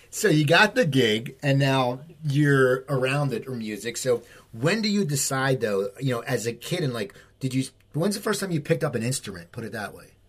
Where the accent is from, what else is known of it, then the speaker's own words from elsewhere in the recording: New Jersey, United States; also born or lived in Los Angeles; We're both from New Jersey, and I lived in LA for years